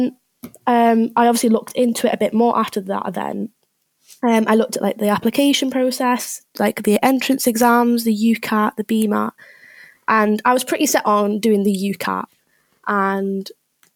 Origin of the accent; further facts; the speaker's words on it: Liverpool, North West England, United Kingdom; moved away as an adult; now in Leeds, United Kingdom; I'm from Liverpool, nearabouts